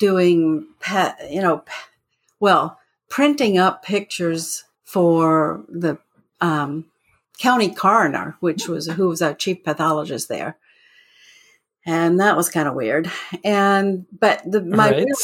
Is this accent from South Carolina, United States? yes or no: yes; Florence, South Carolina, United States; moved away as an adult; also born or lived in Mobile, Alabama; I went to work in my hometown of Florence, South Carolina